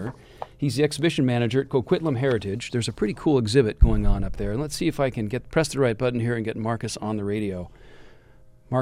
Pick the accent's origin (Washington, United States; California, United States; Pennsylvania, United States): Washington, United States; Kirkland; my hometown of Kirkland, Washington